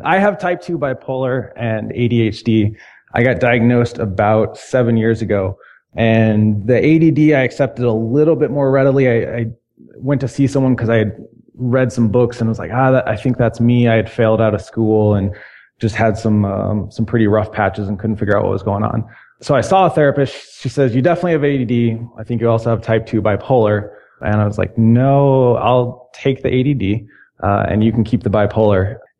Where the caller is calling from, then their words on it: Chicago, Illinois, United States; I'm calling from Chicago.